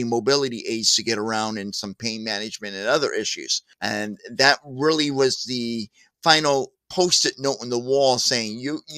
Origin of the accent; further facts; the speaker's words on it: St. Louis, Missouri, United States; moved away; also born or lived in California / Joplin, Missouri; I moved here to Missouri, my home state. I'm from Missouri, originally St. Louis